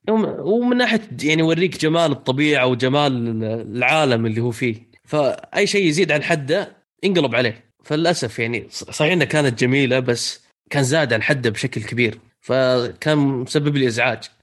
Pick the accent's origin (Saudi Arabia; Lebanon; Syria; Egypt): Saudi Arabia; عندنا في السعودية